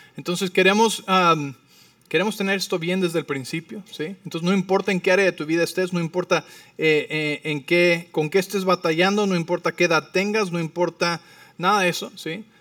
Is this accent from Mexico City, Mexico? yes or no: yes; Mexico City, Mexico; now in Arizona, United States; Vivo en Arizona, pero soy de la Ciudad de México.